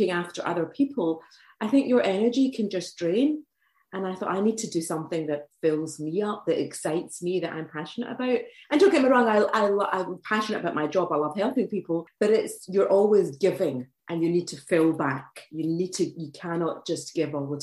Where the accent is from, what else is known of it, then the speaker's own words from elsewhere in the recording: Glasgow, Scotland, United Kingdom; now in Edinburgh, United Kingdom; I was brought up in Glasgow, but I've moved to Edinburgh and I've been there for quite a long time